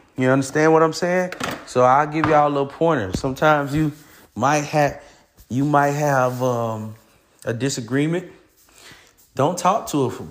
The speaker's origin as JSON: {"language": "English", "region": "Florida", "country": "United States", "moved": "yes", "lives_now": "Georgia, United States", "said": "I'm from Florida"}